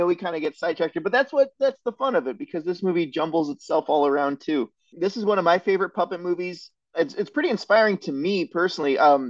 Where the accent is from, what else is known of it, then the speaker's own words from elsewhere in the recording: Ohio, United States; moved away; I came from Ohio.